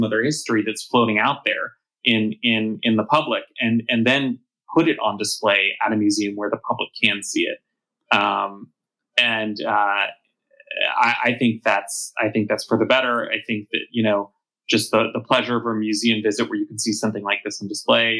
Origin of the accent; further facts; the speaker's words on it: Los Angeles, California, United States; I'm from Los Angeles, born and raised. It's my hometown.